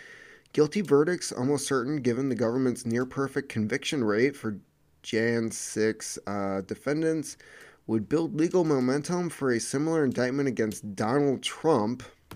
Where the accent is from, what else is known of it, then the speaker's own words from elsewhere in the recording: Sweden; born there; even though I was born in Sweden and really like many aspects of this country.